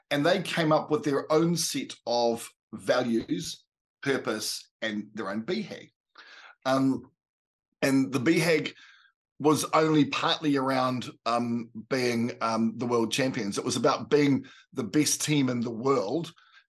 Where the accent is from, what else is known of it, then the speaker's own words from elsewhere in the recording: New Zealand; I'm a Kiwi